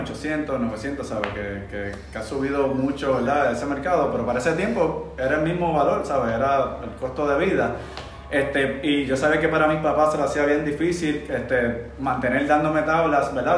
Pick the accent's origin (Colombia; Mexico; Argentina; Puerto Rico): Puerto Rico; Manatí; nacido y criado en Manatí, Puerto Rico, específicamente en la playa la Poza de las Mujeres, Las Palmas